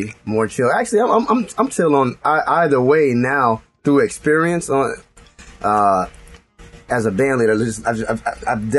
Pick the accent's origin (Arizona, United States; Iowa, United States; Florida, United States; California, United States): Florida, United States; Miami; now in New York City, United States; I'm from Miami